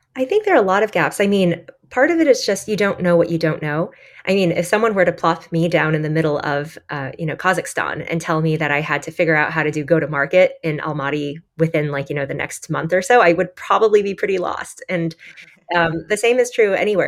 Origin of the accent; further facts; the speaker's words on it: Michigan, United States; I grew up in Michigan